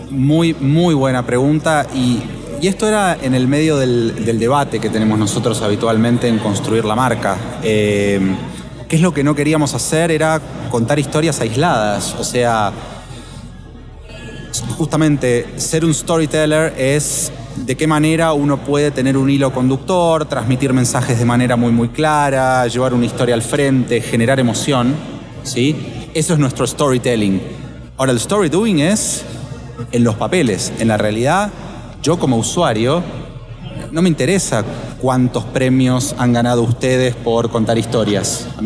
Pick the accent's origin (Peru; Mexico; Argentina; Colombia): Argentina; perdón que te tuteo, soy, argentino.